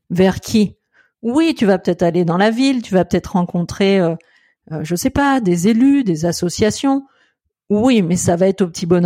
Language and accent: French; France; je fais attention aussi à qui je suis en tant que Français pour ne pas me planter quand je vais me retrouver dans ce voyage exploratoire alors que j'habite pas au Québec